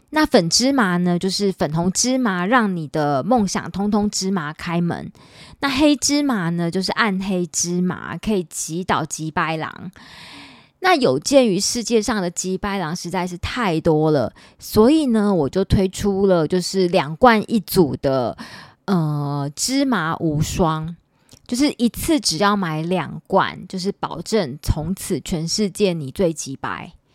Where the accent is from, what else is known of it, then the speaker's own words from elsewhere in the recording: Taipei, Taiwan; 因为我是万华人，我土生土长的万华人，我之前交往过一个台积电的男朋友，然后那男朋友就常常笑我是没有水准的万华人